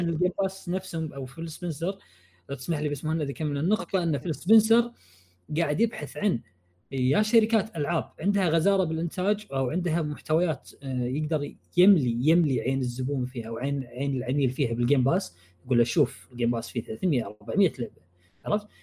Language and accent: Arabic; Kuwait; انا كويتي